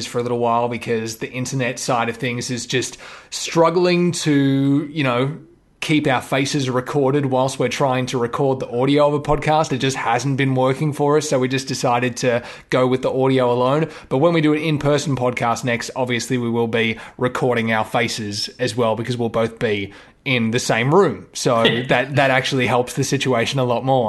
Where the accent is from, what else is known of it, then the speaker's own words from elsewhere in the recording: Victoria, Australia; we're from Victoria, so we say Grant